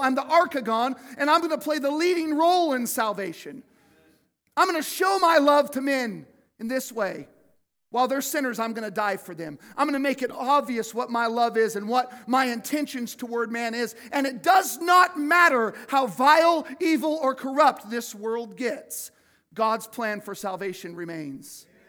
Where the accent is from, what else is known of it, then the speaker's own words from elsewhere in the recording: Cottonwood, United States; I grew up in Cottonwood